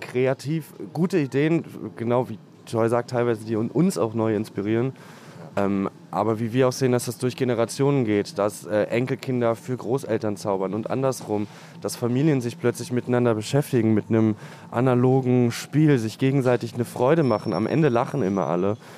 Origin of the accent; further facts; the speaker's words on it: Spandau, Berlin, Germany; Und ich bin aus Spandau.